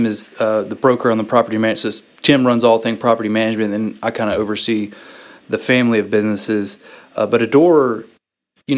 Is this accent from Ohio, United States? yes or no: no; Murfreesboro, Tennessee, United States; moved away as an adult; also born or lived in Mobile, Alabama; now in Pensacola, United States; I'm originally from Murfreesboro, Tennessee